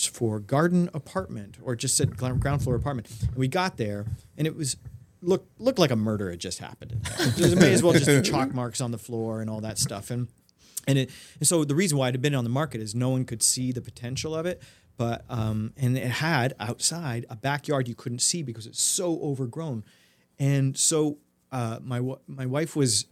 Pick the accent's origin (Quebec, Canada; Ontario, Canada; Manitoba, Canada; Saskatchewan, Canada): Ontario, Canada; Toronto; moved away as an adult; also born or lived in Germany / France / Los Angeles / New York; Born in Canada, lived there till I was 19